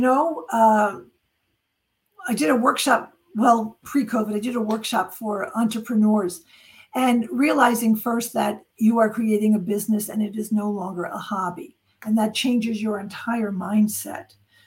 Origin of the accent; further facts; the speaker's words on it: New York, United States; I'm from New York because New Yorkers say online, not in line